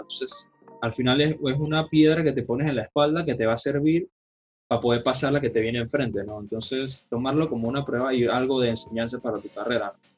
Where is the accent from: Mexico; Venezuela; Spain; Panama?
Panama; siendo panameño